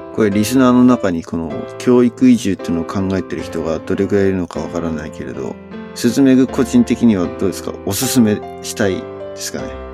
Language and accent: Japanese; Japan; moved away; 俺が日本人